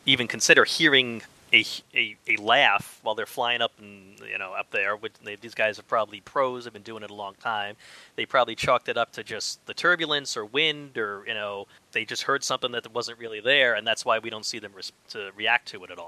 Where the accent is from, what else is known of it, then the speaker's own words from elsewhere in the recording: New York, United States; I grew up in New York also